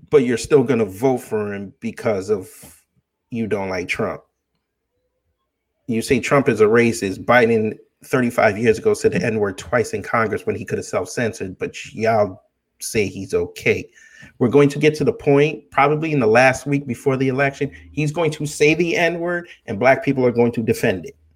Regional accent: Jamaica; because she doesn't represent I'm Jamaican, she doesn't represent me.

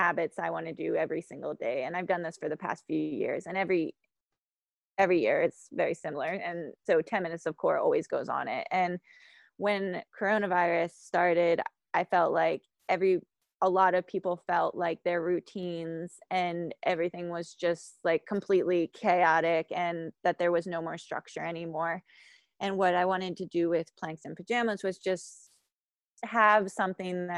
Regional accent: Hampstead, Maryland, United States; I grew up in Hampstead, Maryland

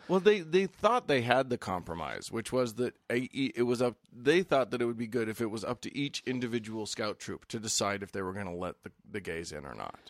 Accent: the West, United States; I'm from the West. States are big out here.

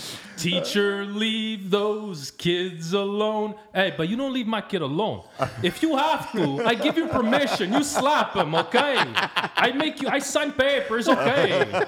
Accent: Portugal; I come from Portugal. I got the grade 3, and that's it.

